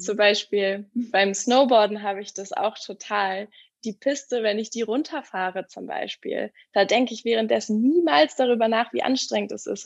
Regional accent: Hamburg, Germany; moved away; also born or lived in Berlin; Ich komme ursprünglich aus Hamburg

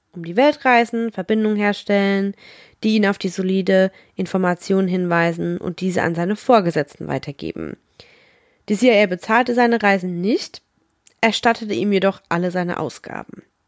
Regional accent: Rhineland-Palatinate, Germany; ich komme aus der Pfalz

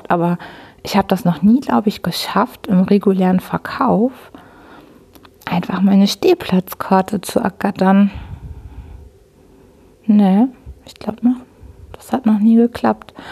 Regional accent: Hamburg, Germany; weil ich bin ja Hamburgerin.

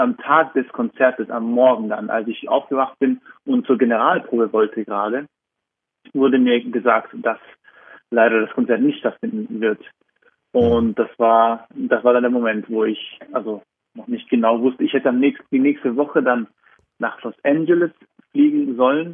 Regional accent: Vorarlberg, Austria; also born or lived in Berlin, Germany / Vienna, Austria; now in Zurich, Switzerland; Vorarlberg, wo ich geboren bin und aufgewachsen bin

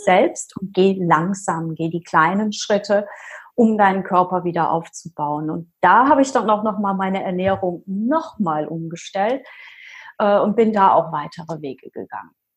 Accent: Rhineland-Palatinate, Germany; Ich komme aus der Pfalz

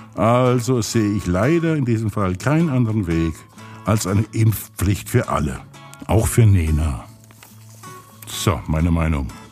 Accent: Pirmasens, Rhineland-Palatinate, Germany; ich komme ja aus Pirmasens und haben alle Leute große Nasen.

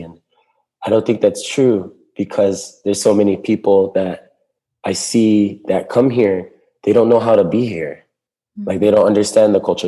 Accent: Molokai, Hawaii, United States; also born or lived in Maui; I grew up on Molokai with my grandparents

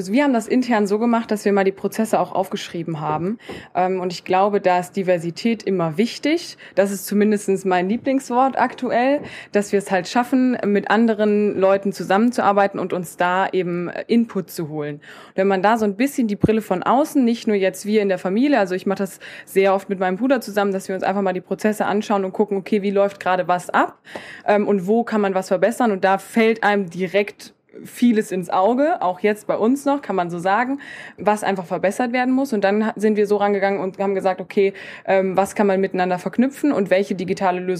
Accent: Koblenz, Rhineland-Palatinate, Germany; bin 23 Jahre alt, komme auch aus Koblenz, so wie der Christoph, daher kennen wir uns auch.

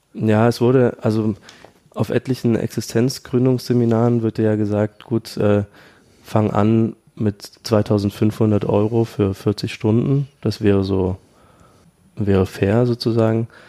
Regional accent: Dresden, Saxony, Germany; moved away as an adult; now in Berlin, Germany; Ich komme aus Dresden eigentlich, habe dann in Berlin 2012 angefangen

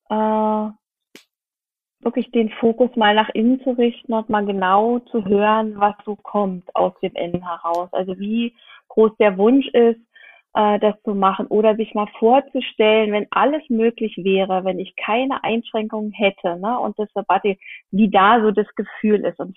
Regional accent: Brandenburg, Germany; now in Berlin, Germany; Und ich äh, stamme nicht aus Berlin, ich stamme aus dem Land Brandenburg. Und da gibt es meine Eltern

